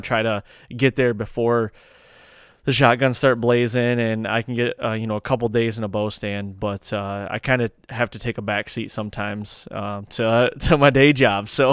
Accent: Michigan, United States; I'm coming from Michigan here.

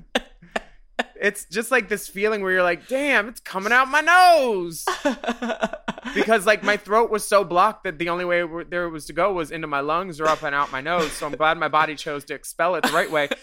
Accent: California, United States; now in United Kingdom; my home state of California

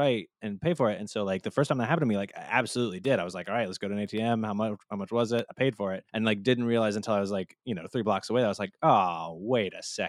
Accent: the South, United States; I'm from the South

